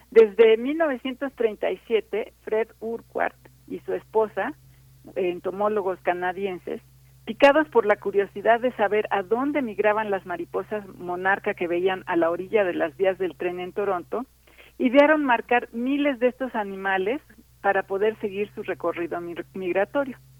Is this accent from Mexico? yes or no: yes; Mexico; todavía como mexicanos